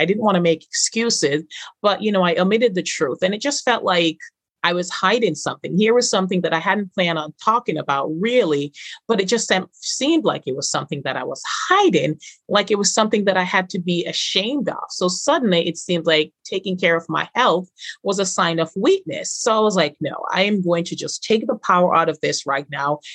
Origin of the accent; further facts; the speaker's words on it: Jamaica; Growing up in Jamaica